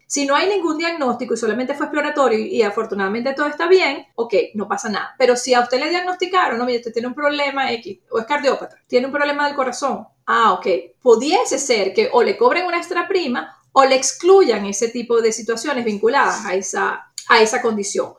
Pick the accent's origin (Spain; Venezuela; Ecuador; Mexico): Venezuela; moved away as an adult; now in United States; soy una inmigrante de origen venezolano que tiene ya 14 años viviendo en los Estados Unidos, con formación en riesgos y seguros desde mi natal Venezuela